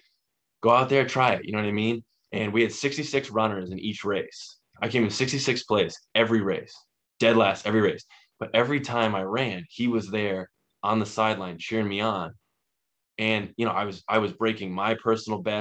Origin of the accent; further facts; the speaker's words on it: Burrillville, Rhode Island, United States; I'm from Rhode Island, lived here my whole life